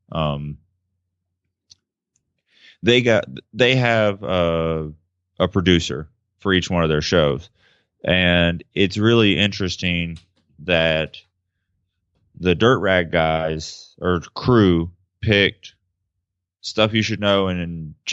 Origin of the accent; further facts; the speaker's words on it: Memphis, Tennessee, United States; I'm from Memphis, so like I kind of feel like he's a good old Southern boy trying to do right and race bikes fast